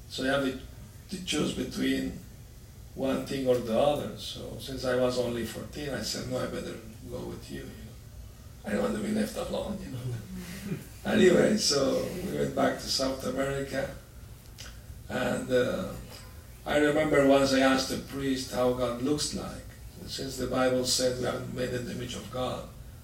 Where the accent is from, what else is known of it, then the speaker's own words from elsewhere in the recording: Aleppo, Aleppo Governorate, Syria; moved away; I was born in Aleppo, Syria, Middle East.